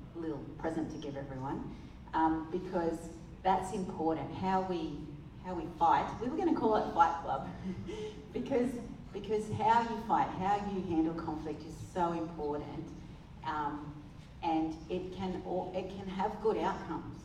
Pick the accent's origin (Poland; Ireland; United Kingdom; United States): United Kingdom; England; I'm English